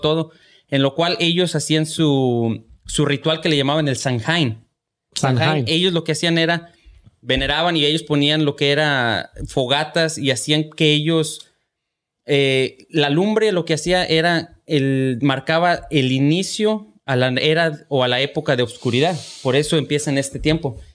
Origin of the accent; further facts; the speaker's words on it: Lagos de Moreno, Jalisco, Mexico; moved away; en la casa, en, Lagos de Moreno, de donde yo soy.